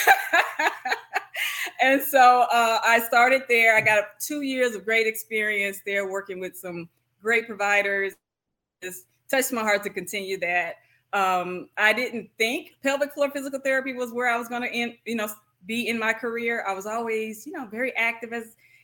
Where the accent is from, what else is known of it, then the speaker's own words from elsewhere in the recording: Kilmichael, Mississippi, United States; moved away as an adult; also born or lived in Oklahoma City, Oklahoma; now in Shreveport, United States; So I'm actually from Killmichael, Mississippi, a big city. Actually, it's kind of small, but it's my heart